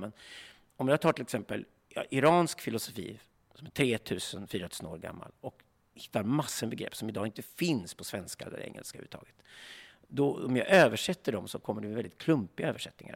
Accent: Sweden; vi svenskar

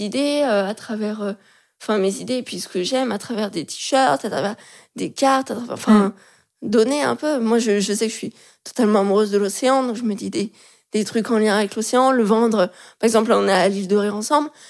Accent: Lyon, Auvergne-Rhône-Alpes, France; now in Paris, France; je suis de Lyon

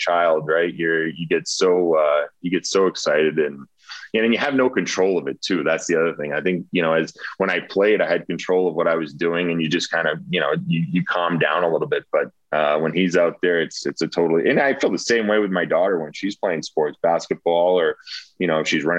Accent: Rhode Island, United States; growing up in Rhode Island.

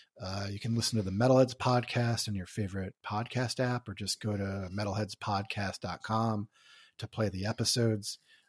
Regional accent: New York, United States; born there; also born or lived in Hawaii; now in Chicago, United States; So I was born in New York, but I moved to Chicago and lived in Chicago for 20 years, then moved to Hawaii for 2.5.

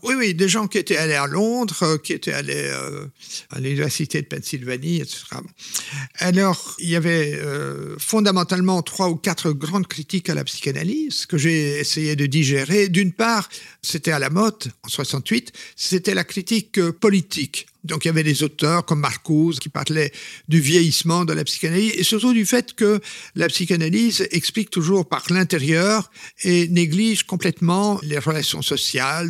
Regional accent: Flanders, Belgium; je suis flamand au départ

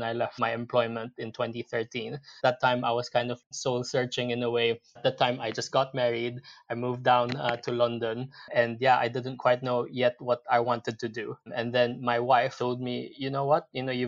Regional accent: Philippines; moved away as an adult; now in United Kingdom; I'm originally from the Philippines. I moved to the UK back in 2006 to basically join Unilever here in the UK

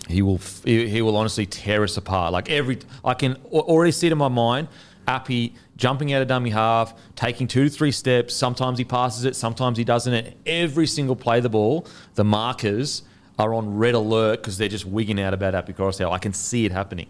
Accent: Queensland, Australia; as a Queenslander

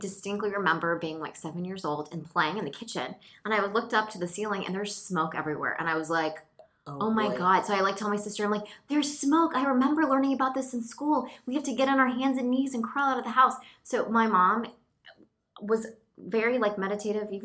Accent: the South, United States; I'm from the South

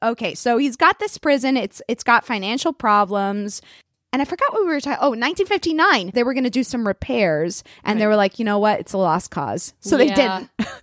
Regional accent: Puerto Rico; I was born in Puerto Rico.

